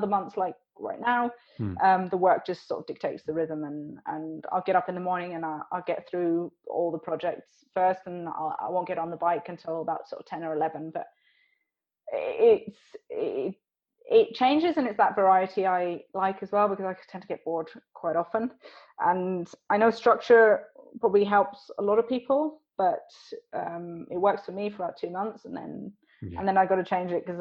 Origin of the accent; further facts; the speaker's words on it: Switzerland; I grew up in Switzerland, but my mum and dad are British